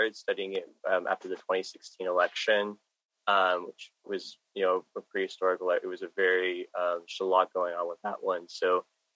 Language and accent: English; Dallas, Texas, United States; I'm from Dallas, Texas.